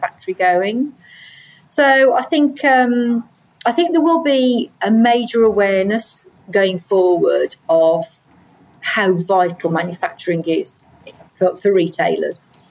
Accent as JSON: {"language": "English", "region": "Midlands", "country": "United Kingdom", "moved": "yes", "said": "I'm from the Midlands anyway originally"}